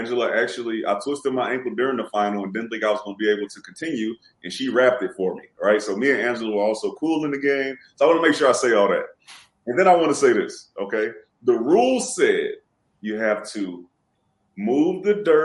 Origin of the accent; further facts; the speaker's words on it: Houston, Texas, United States; also born or lived in Louisiana; I'm from Houston